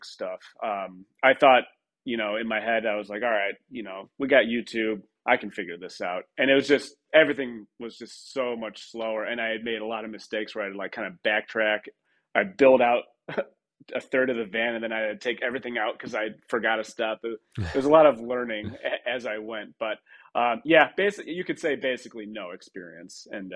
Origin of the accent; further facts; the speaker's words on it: Troy, Michigan, United States; Grew up in Michigan, Troy, Michigan